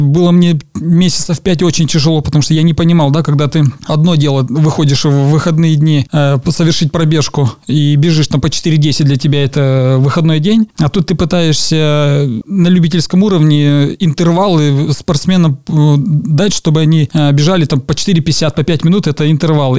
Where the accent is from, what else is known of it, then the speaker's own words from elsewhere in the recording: Kyrgyzstan; moved away as an adult; now in Russia; уехал из Киргизии? Здесь, здесь, конечно, да, это там, условно назовем, это моя родина, где я родился